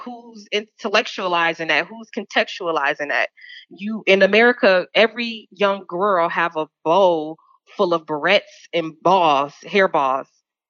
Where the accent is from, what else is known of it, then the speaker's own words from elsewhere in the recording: Georgia, United States; you from North Carolina, I'm from Georgia, you have these mounds that they don't teach us about